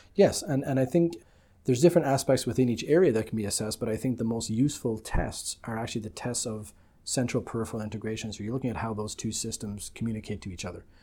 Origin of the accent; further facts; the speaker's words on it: Ireland; moved away as an adult; also born or lived in United Kingdom / London; now in Canada; I'm originally from the Republic of Ireland